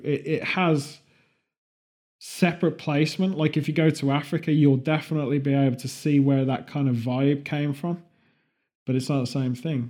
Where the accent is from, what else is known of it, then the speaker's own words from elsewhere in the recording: England, United Kingdom; being English